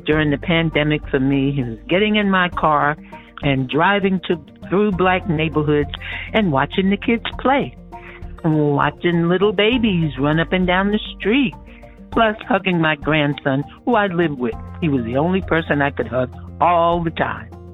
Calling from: Oakland, California, United States; I'm calling from Oakland, Berkeley, California

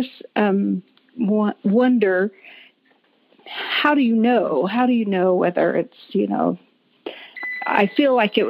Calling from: Reno, Nevada, United States; From Reno, Nevada.

